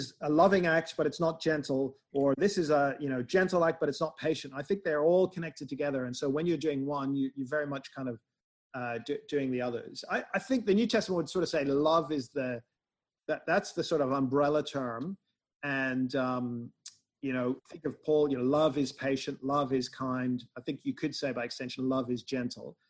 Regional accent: Northern Ireland, United Kingdom; I'm from Northern Ireland

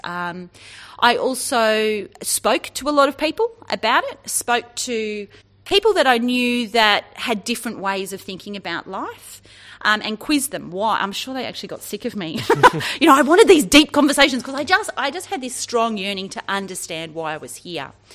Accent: Sydney, New South Wales, Australia; born or raised there; now in Orange, Australia

